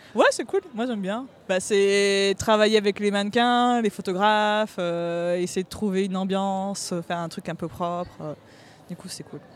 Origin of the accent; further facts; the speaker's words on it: Bayonne, Nouvelle-Aquitaine, France; now in Paris, France; je suis de Bayonne, et là, je vis à Paris, je travaille à Paris